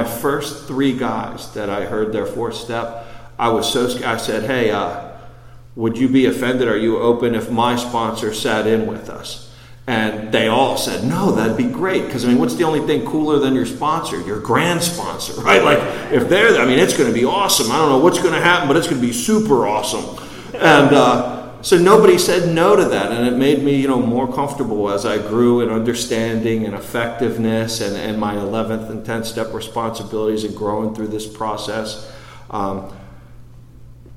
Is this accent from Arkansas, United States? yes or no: no; Baltimore, Maryland, United States; I grew up in Baltimore outside the city